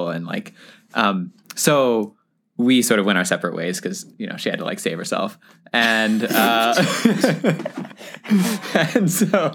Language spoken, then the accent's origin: English; Louisville, Kentucky, United States; I was born in Louisville, Kentucky